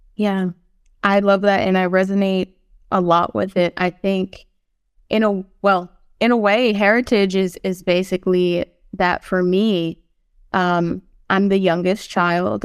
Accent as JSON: {"language": "English", "town": "Philadelphia", "region": "Pennsylvania", "country": "United States", "tie": "born or raised there", "said": "I was born on Lenape, Hokien, in Philadelphia"}